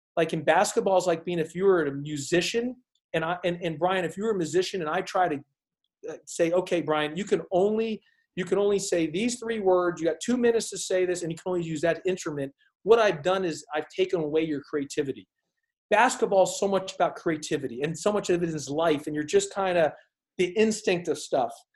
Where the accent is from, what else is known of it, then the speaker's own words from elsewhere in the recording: Houston, Texas, United States; also born or lived in Arizona; growing up in Houston. Arizona. I was in Houston a lot, so Houston, Texas.